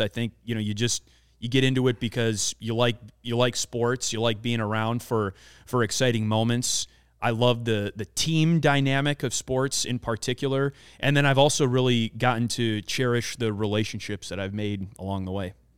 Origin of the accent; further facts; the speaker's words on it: Wisconsin, United States; I grew up in Wisconsin, grew up a uh, a big Milwaukee Brewers fan